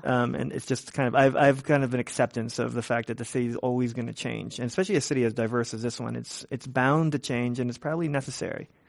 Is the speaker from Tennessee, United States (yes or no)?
no; San Francisco, California, United States; I was born and raised in San Francisco, Richmond District, and I, and I live in the Richmond District now even